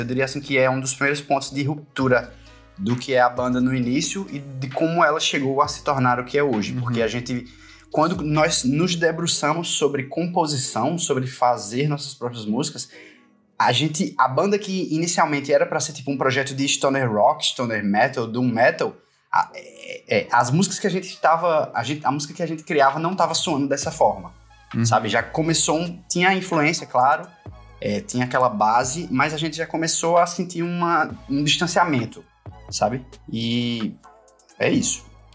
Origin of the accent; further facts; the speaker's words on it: Pernambuco, Brazil; now in Paraíba, Brazil; eu sou pernambucano, apesar da banda ser paraibana, e eu moro na Paraíba há muito, muito tempo, desde 2001, na verdade, mas eu nasci em Pernambuco